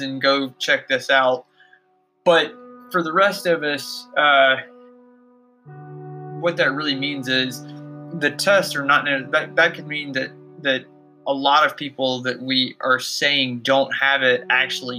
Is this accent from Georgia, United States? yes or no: yes; Georgia, United States; my home state of Georgia